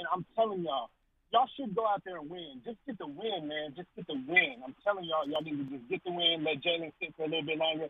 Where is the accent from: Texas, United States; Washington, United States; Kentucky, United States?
Texas, United States; Dallas; I'm born and raised in Dallas.